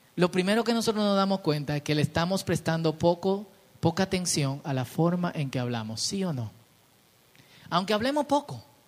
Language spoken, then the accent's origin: Spanish; Dominican Republic; hablo como dominicano